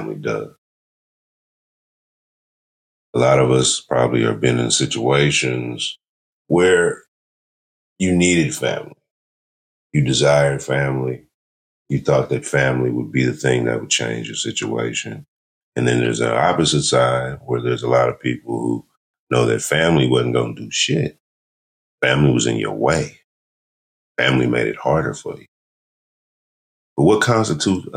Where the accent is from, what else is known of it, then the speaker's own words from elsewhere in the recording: California, United States; I'm from California